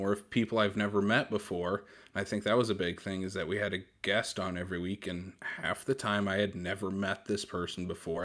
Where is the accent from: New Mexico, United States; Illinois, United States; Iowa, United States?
Iowa, United States; now in South Dakota, United States; I'm I'm originally from Iowa